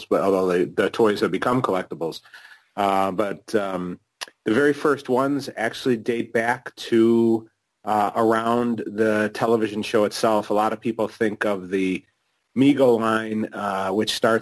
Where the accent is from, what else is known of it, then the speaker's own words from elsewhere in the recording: Chicago, Illinois, United States; I was born and raised in Chicago